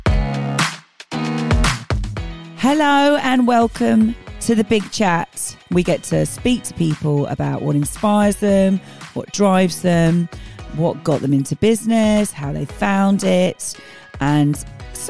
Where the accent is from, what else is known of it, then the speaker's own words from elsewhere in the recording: Tunbridge Wells, South East England, United Kingdom; I was born in Tunbridge Wells, grew up in Tunbridge Wells, never left Tunbridge Wells.